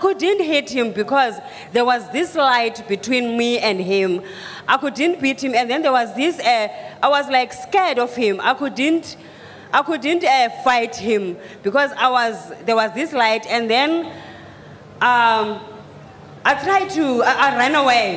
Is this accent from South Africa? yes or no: yes; South Africa; I'm coming from South Africa